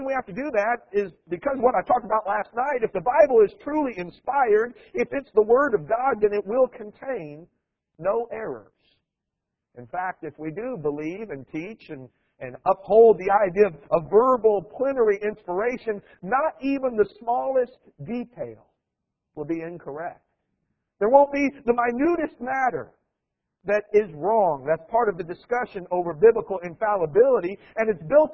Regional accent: Iowa, United States; moved away; I grew up in Iowa

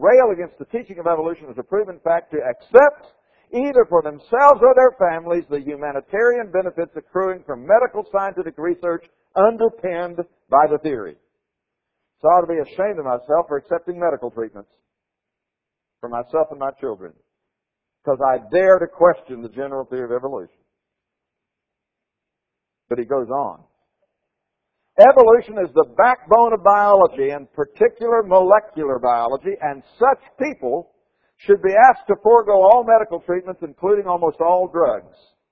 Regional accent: Florida, United States; the state of Florida, my home state

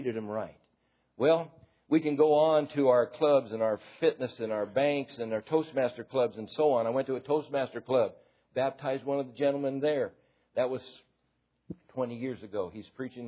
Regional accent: United States; I'm an American

